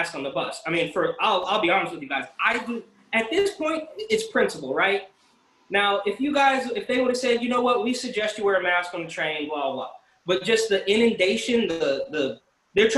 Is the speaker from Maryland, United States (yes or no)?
no; Bay Area, California, United States; now in New York City, United States; I'm from the Bay Area